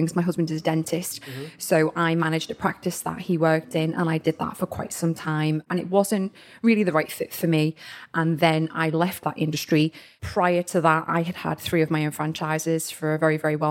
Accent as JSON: {"language": "English", "town": "Liverpool", "region": "North West England", "country": "United Kingdom", "tie": "born or raised there", "moved": "as an adult", "lives_now": "Southport, United Kingdom", "said": "I was born and bred in Liverpool"}